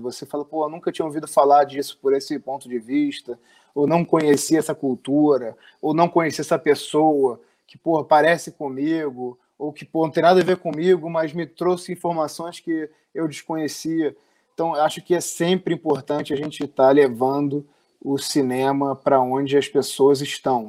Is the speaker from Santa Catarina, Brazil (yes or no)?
no; Rio de Janeiro, Brazil; no bairro que eu fui criado aqui no, no Rio de Janeiro